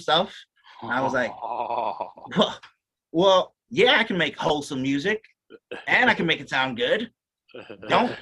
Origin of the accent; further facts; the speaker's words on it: Louisiana, United States; I'm from Louisiana, too, way down south